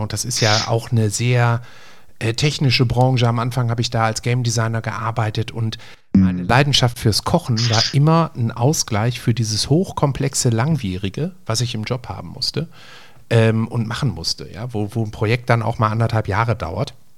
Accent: Essen, North Rhine-Westphalia, Germany; bei uns in Essen-Frintrop

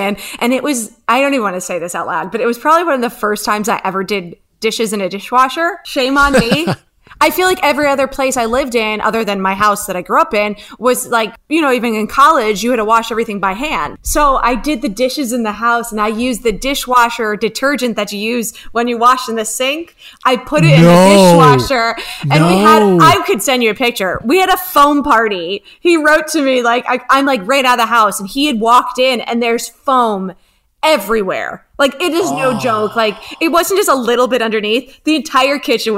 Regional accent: outside New York, United States; moved away as an adult; now in Los Angeles, United States; I'm a true suburb girl growing up outside New York

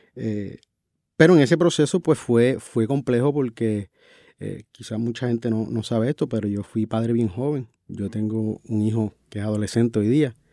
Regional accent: San Sebastián, Puerto Rico; yo vengo de de un pueblo rural, yo soy natural de San Sebastián

